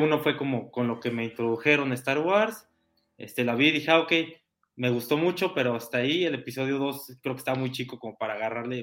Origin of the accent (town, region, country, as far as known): Mexico